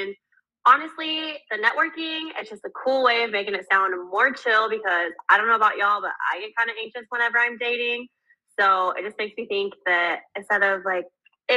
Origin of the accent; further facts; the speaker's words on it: Houston, Texas, United States; I'm from Houston, Texas